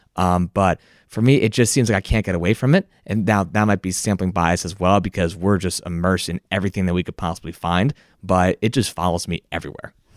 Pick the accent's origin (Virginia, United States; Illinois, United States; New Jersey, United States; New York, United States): New Jersey, United States; Barnegat Township; from Barnegat Township, New Jersey.